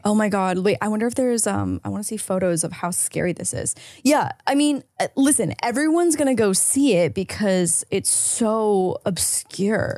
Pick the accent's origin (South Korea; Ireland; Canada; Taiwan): Canada; now in United States; as a Canadian visa holder